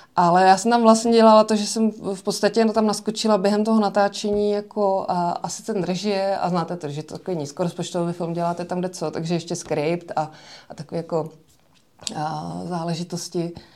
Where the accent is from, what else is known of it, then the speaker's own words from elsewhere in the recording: Rusava, Zlín Region, Czechia; Eh, já jsem z malé vesnice, která se jmenuje Rusava